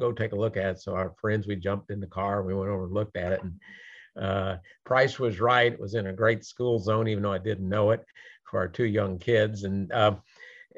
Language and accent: English; Louisville, Kentucky, United States; moved away as an adult; also born or lived in Cincinnati, Ohio; now in Houston, United States; I'm from Louisville, Kentucky